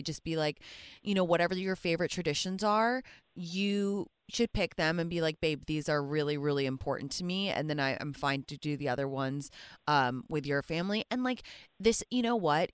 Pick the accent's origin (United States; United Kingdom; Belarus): United Kingdom; England; moved away; I'm from England